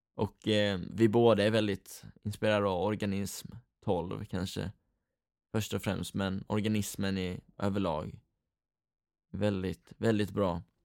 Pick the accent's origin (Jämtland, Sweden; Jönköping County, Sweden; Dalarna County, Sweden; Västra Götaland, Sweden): Jönköping County, Sweden; Rydaholm; vi är från Rydaholm hela gänget